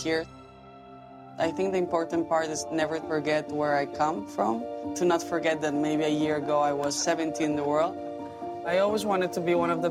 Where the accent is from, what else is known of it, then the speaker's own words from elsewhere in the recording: Spain; also born or lived in New York, United States; now in Madrid, Spain; I was born there and I lived until I was 7 years old. And then we decided to come back to Spain